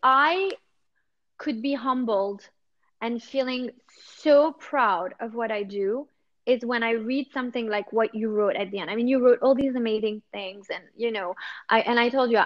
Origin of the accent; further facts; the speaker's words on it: New York, United States; now in Monaco; originally, I'm from New York. But yeah, we kind of live here